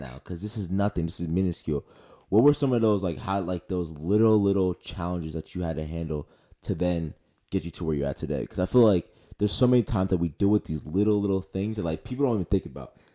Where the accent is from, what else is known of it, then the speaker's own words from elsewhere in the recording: Philadelphia, Pennsylvania, United States; also born or lived in New Jersey; I grew up in Northeast Philly